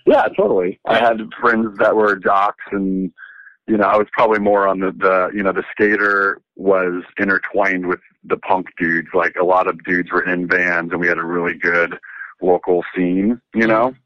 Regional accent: Nevada City, California, United States; also born or lived in Riverside, California / Scripps Ranch, San Diego / Los Angeles; in kindergarten, first grade, I moved up to Northern California in Nevada City, which is um, near Lake Tahoe, in between Sacramento and Lake Tahoe. And that's where I pretty much grew up

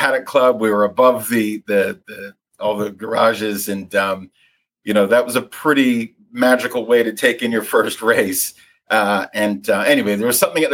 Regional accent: Vancouver, British Columbia, Canada; also born or lived in London; So I'm from Vancouver

